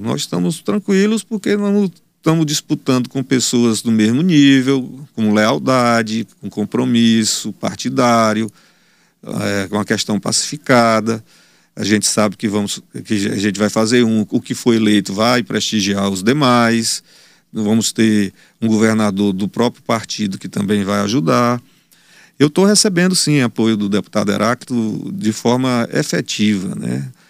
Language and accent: Portuguese; Teresina, Piauí, Brazil; Eu sou de Teresina, não, não irei sair daqui